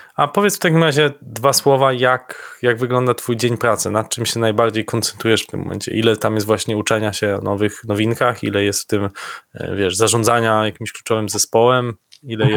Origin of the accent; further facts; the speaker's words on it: Lower Silesian Voivodeship, Poland; moi krajanie z Dolnego Śląska